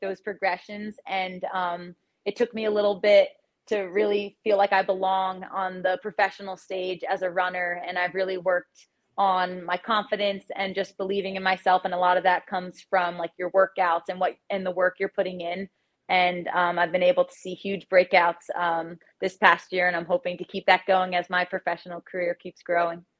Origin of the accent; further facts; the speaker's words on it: Tenafly, New Jersey, United States; I grew up in Tenafly, New Jersey, like 15 minutes from the city